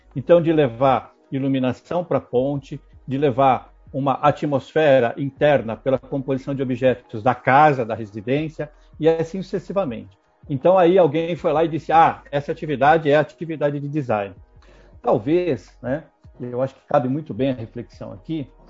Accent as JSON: {"language": "Portuguese", "country": "Brazil"}